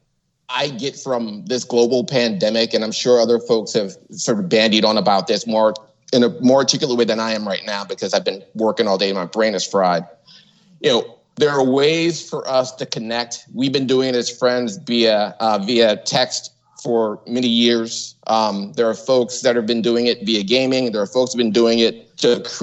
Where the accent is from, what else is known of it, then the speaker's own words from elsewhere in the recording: Colorado, United States; I was an only child until I was 11 years old, and I grew up in Colorado